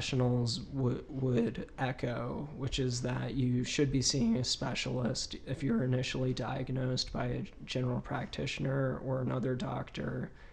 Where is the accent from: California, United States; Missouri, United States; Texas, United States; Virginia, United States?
Virginia, United States; my home state, which is Virginia